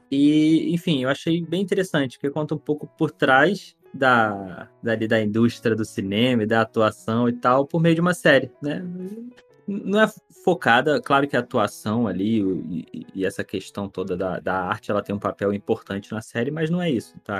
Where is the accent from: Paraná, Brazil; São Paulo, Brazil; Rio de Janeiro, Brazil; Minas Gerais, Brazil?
Rio de Janeiro, Brazil; eu sou carioca